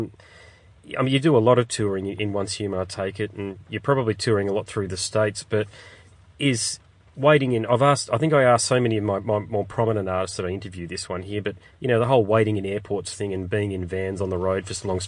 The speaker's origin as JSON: {"language": "English", "town": "Brisbane", "region": "Queensland", "country": "Australia", "said": "I'm from Brisbane"}